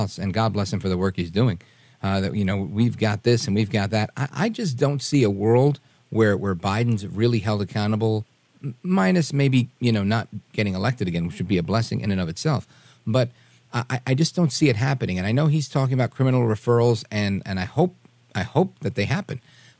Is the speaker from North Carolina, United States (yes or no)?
no; New York City, New York, United States; now in New Jersey, United States; I grew up in Brooklyn, and I live in New Jersey now